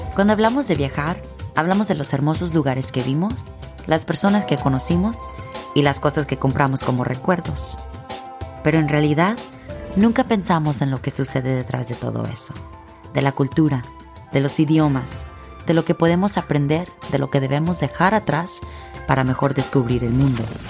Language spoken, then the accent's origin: Spanish; Hawaii, United States; moved away; soy de Hawái, pero no soy hawaiana